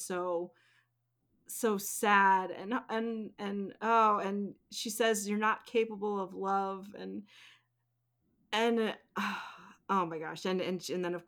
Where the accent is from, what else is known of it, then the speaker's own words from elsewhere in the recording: the Poconos, Pennsylvania, United States; I grew up in the Poconos, like in the mountains